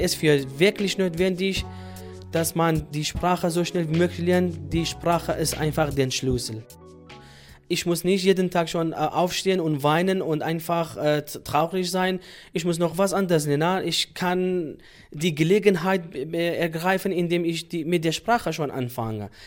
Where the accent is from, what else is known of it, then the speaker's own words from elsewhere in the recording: Sulaymaniyah, Kurdistan Region, Iraq; German is a second language; moved away as an adult; now in Germany; ursprünglich komme ich aus dem Irak, Suleimani, und momentan wohne ich in Deutschland